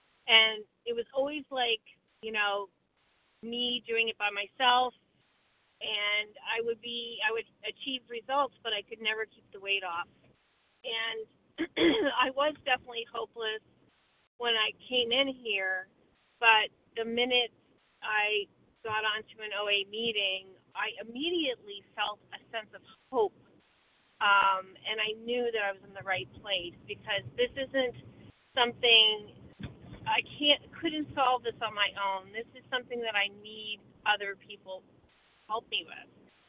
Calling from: Vermont, United States; from Vermont.

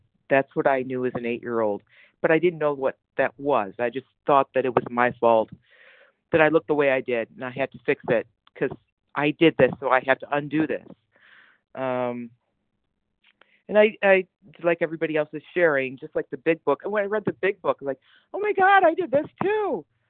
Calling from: New Jersey, United States; I'm calling in from New Jersey.

